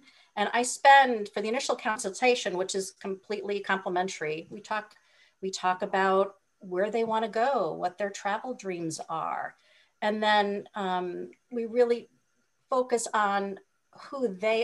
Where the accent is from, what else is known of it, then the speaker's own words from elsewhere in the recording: Hawaii, United States; I'm from Hawaii.